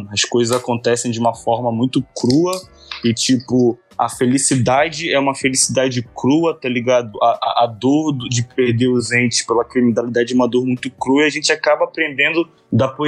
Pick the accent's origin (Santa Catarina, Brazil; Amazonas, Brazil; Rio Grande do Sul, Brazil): Amazonas, Brazil; Manaus; O que eu fui criado em Manaus, saca? Eu fui criado no Amazonas, no norte.